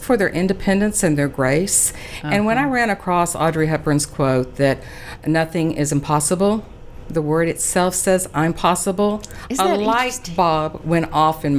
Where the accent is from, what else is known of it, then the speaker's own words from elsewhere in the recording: Big Spring, Texas, United States; also born or lived in Dallas, United States; now in Abilene, United States; It was kind of going back home because I was originally from Big Spring, which is a little farther than Abilene, before I came to Dallas.